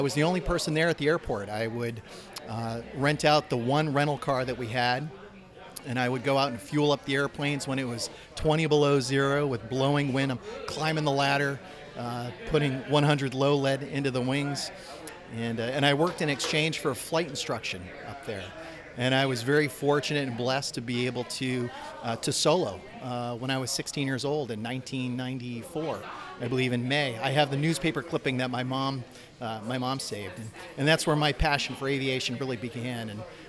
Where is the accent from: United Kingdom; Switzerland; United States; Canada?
United States; Portland, Maine; moved away; also born or lived in Biddeford, Maine / Aroostook County, Maine / Frenchville, Maine; My parents are both from Maine. I was born and raised in Maine in Portland and spent some time living in Biddeford when I was young as a kid and then up in Aroostook County.